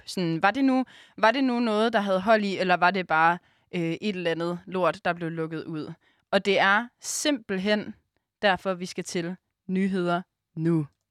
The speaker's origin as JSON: {"language": "Danish", "town": "Aarhus", "region": "Central Denmark Region", "country": "Denmark", "moved": "as an adult", "lives_now": "Copenhagen, Denmark", "said": "lever vi jo lidt nomadetilværelsen her i København, fordi vi er jo egentlig fra Aarhus"}